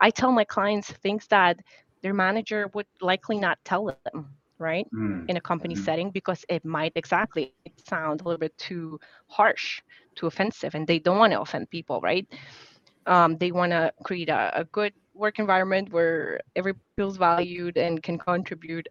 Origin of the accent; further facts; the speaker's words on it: Poland; English is a second language; now in United States; as an immigrant, growing up in Poland, my communication style is very much different from the American communication style.